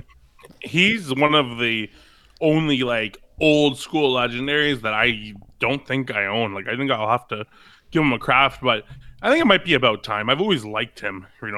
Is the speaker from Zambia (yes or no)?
no; Canada; I'm Canadian